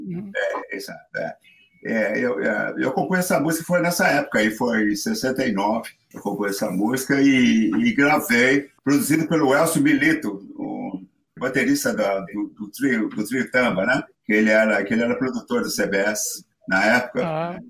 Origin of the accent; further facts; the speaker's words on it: Rio Claro, São Paulo, Brazil; moved away as an adult; also born or lived in Campinas / Rio de Janeiro; now in United States; eu, sou de Rio Claro, aí de Rio Claro estudei, fiz o um curso todo lá de, de música depois fui para Campinas